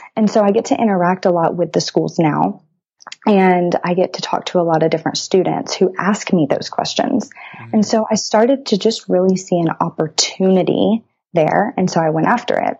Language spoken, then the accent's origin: English; Brazoria, Texas, United States; now in College Station, United States; I'm from Brazoria, Texas, a very, very small town south of Houston.